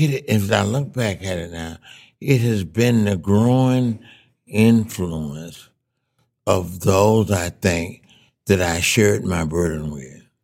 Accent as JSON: {"language": "English", "region": "Mississippi", "country": "United States", "tie": "born or raised there", "moved": "as an adult", "said": "I came back to Mississippi then in 1960"}